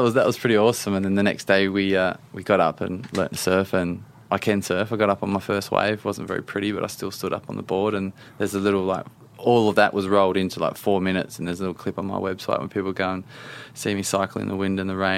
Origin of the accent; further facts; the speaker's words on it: Australia; now in London, United Kingdom; I'm an Aussie living in London.